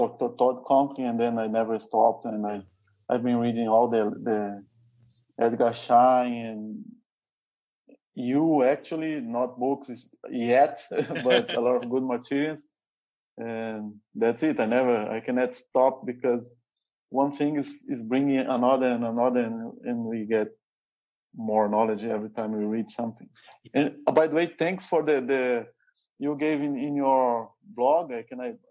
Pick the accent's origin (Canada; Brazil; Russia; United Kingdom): Brazil; first language Portuguese; English is a second language